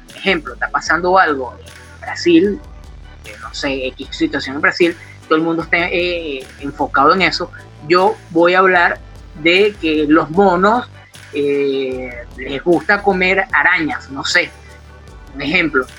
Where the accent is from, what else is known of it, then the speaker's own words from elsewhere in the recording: Venezuela; moved away as an adult; also born or lived in Colombia; cuando yo salgo de Venezuela y llego en este caso a Colombia